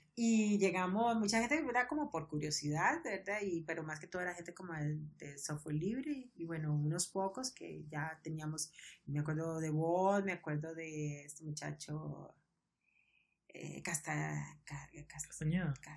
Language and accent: Spanish; Costa Rica; nosotros los ticos que habíamos ido, éramos como cinco ticos